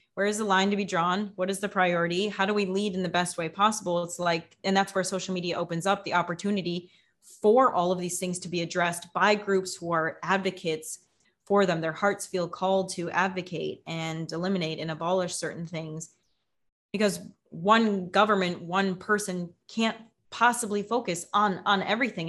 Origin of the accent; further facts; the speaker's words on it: United States; now in Mexico; I'm in Mexico doesn't mean I'm not an American